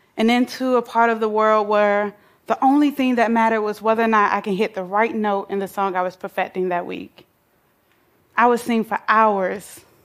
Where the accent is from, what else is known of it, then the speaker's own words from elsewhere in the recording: Atlanta, Georgia, United States; I grew up in Atlanta, Georgia, bouncing from house to house